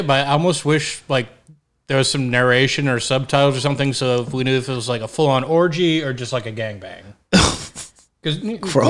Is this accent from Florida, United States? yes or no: no; Victoria, Texas, United States; also born or lived in Goliad, Texas; I'm originally from Victoria.